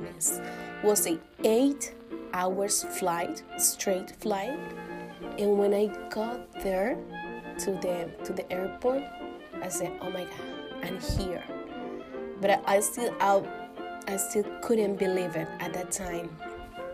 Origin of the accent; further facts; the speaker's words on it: Dominican Republic; English is a second language; moved away; But I was born in Dominican Republic, which is a Caribbean country